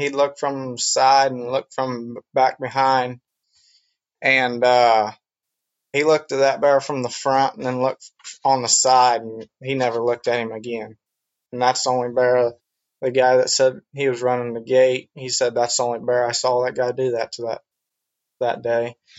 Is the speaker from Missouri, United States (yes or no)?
yes; Webb City, Missouri, United States; Well, I'm from Webb City, Missouri. It's a little town in southwest Missouri.